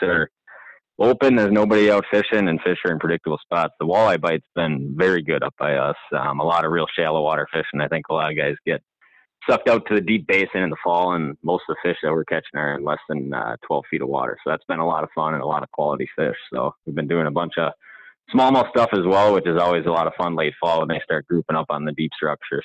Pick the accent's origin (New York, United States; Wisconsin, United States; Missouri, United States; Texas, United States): Wisconsin, United States; Hayward; I'm from Hayward area